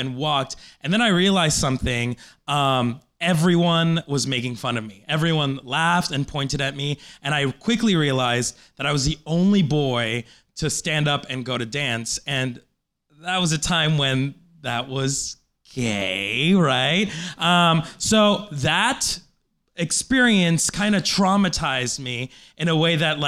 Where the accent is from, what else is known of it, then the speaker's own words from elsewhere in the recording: Colombia; now in United States; I was born in Colombia